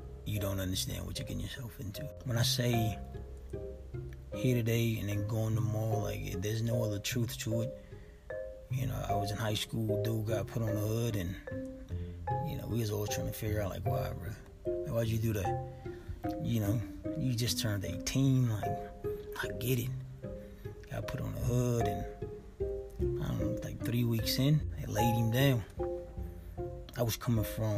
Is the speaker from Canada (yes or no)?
no; Los Angeles, California, United States; I was raised in South Central